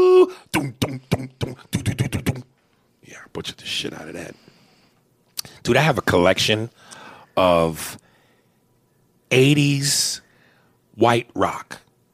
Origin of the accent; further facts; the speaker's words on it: Newark, New Jersey, United States; I'm white and black, and I'm from Newark, New Jersey.